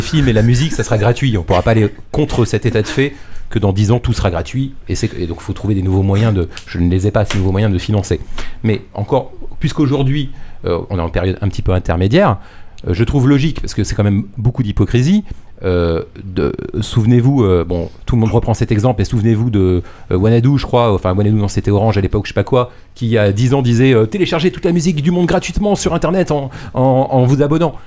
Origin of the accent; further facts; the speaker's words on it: France; on est français